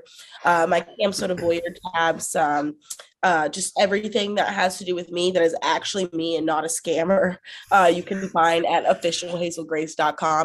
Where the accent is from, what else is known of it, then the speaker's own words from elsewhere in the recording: the South, United States; I'm from the South